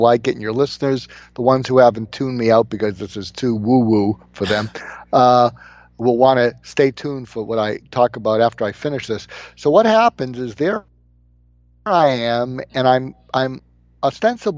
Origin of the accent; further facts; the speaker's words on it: Boston, Massachusetts, United States; I am from Boston